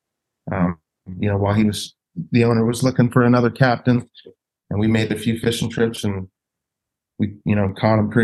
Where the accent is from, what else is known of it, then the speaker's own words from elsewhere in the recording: Pensacola, Florida, United States; also born or lived in California; grew up in Pensacola